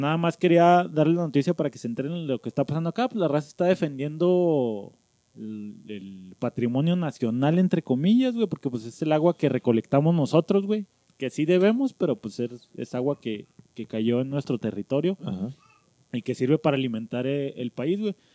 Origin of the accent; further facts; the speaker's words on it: Mexico; como buen mexicano